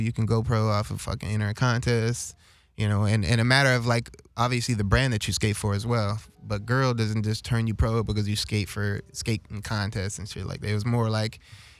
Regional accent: Los Angeles, California, United States; I was from the Valley either, like born and raised.

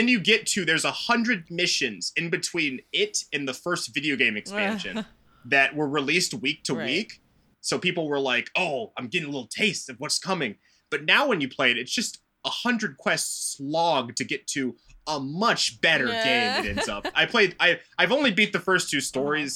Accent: United States; I'm American

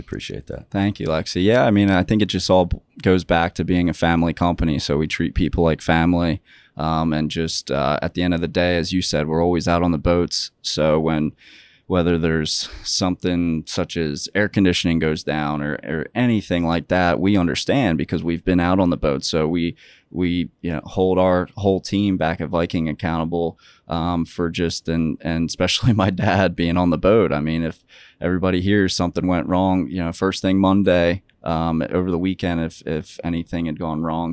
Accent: Ocean City, New Jersey, United States; growing up in New Jersey in Ocean City

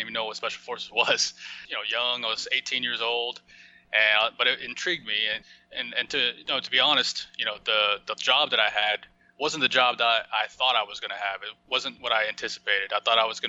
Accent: Oklahoma, United States; moved away as an adult; also born or lived in Arizona; I grew up in Oklahoma

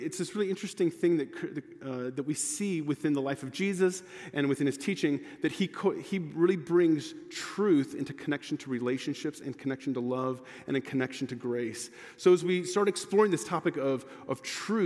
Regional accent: United States; I'm American

